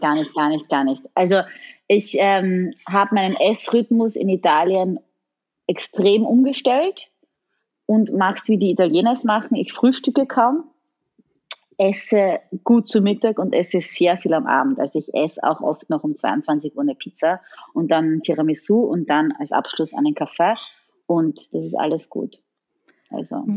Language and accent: German; Styria, Austria; accent: Styrian; now in Italy; mein Steirisch muss immer wieder raus